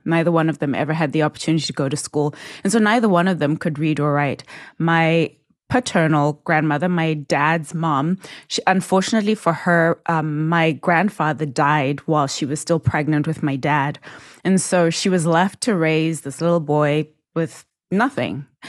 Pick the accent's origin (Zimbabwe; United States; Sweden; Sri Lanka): Zimbabwe; I was born and raised in Zimbabwe